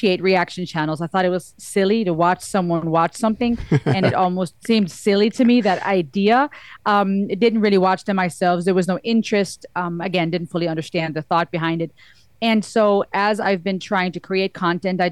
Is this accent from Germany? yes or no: yes; Germany; now in United States; I'm half Cuban, half German. I was born and raised in Germany. I live in the States now